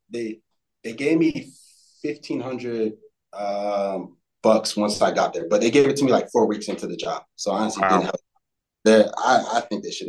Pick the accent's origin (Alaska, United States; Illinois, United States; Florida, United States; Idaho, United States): Florida, United States; Fort Lauderdale; I, I grew up in Fort Lauderdale. I went to a school and like